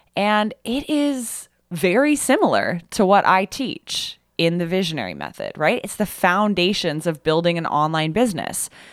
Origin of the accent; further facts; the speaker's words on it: Kitchener, Ontario, Canada; I grew up in Kitchener.